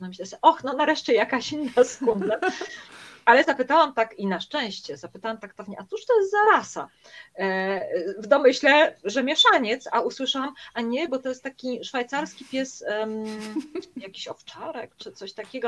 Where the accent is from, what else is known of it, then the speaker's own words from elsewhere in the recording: a small town near Warsaw, Masovian Voivodeship, Poland; moved away as an adult; wracam do mojego rodzinnego miasteczka pod Warszawą